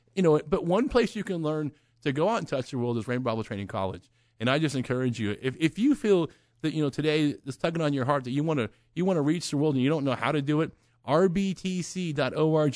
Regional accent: Oklahoma, United States; I'm from Oklahoma.

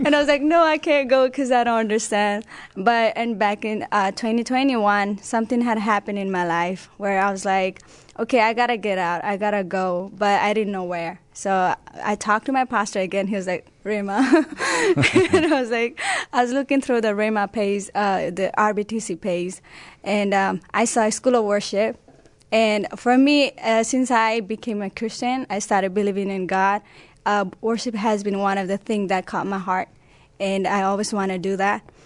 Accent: Nepal; English is a second language; now in United States; I was born in Nepal. I had an opportunity to come to United States back in 2012 with my family

